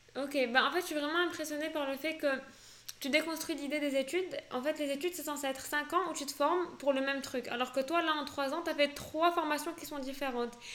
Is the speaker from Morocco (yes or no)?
yes; Morocco; born or raised there; first language French